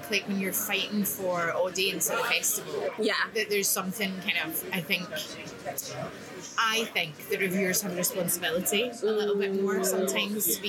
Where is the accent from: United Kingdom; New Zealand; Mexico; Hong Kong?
United Kingdom; Scotland; I'm so Scottish